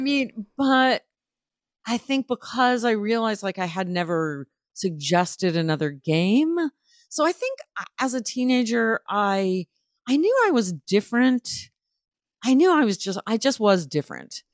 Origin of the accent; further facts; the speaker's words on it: New Haven, Connecticut, United States; moved away as an adult; also born or lived in Providence, Rhode Island / New York; now in Los Angeles, United States; I grew up in Providence, Rhode Island, and New Haven, Connecticut. My teenage years were in New Haven